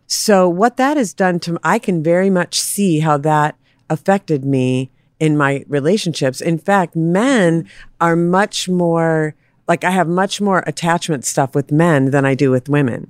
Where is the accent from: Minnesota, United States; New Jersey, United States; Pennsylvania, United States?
Minnesota, United States; Minneapolis; I was raised in Minneapolis